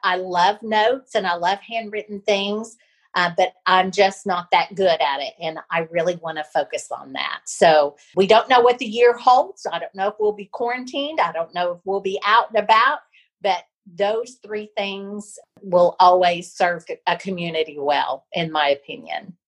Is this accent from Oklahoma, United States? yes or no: yes; Pawhuska, Oklahoma, United States; moved away; Osage County, which is where I grew up